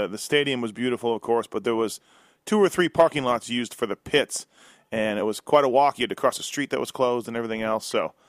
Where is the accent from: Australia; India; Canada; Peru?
Canada; now in United States; I've been here a long time, but I'm still Canadian